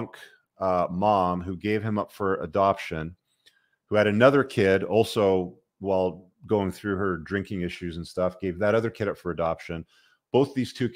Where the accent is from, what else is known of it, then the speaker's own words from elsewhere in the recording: Canada; I'm Canadian